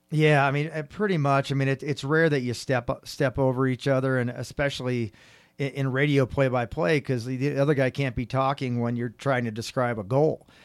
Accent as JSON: {"language": "English", "area": "San Francisco Bay Area", "region": "California", "country": "United States", "said": "I'm from the San Francisco Bay Area"}